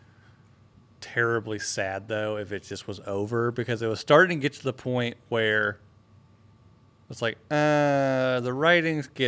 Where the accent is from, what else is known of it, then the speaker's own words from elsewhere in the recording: North Carolina, United States; moved away; I grew up in North Carolina, where the cash crop there is tobacco